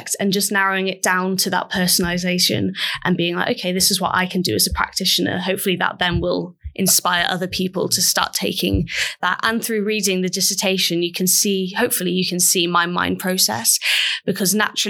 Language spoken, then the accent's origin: English; Mid Wales, United Kingdom; I'm from Mid Wales, which is really rural.